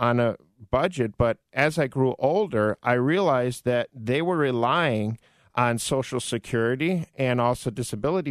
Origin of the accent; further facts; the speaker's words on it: Orland Park, Illinois, United States; I grew up in Orland Park